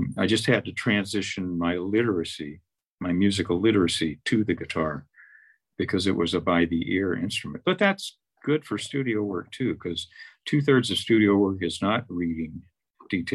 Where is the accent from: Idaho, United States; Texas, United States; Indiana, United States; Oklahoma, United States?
Texas, United States; Fort Worth; moved away; I'm from Fort Worth